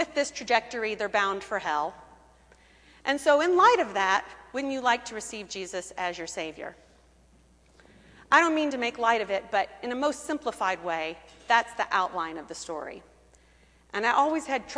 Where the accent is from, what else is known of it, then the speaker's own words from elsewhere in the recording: Kentucky, United States; moved away; I grew up in Kentucky, the daughter of a Methodist minister. We always lived in rural areas of Kentucky